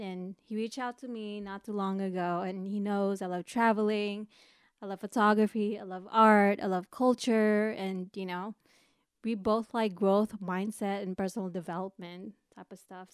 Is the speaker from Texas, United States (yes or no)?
no; East Bay, Bay Area, California, United States; also born or lived in Philippines; I grew up in the Bay Area. But I mainly grew up in the East Bay